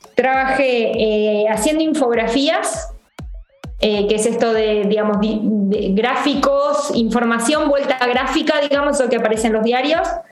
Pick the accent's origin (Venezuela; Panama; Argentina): Argentina; Coronel Suárez, Buenos Aires Province; moved away; Yo soy del interior, de Coronel Suárez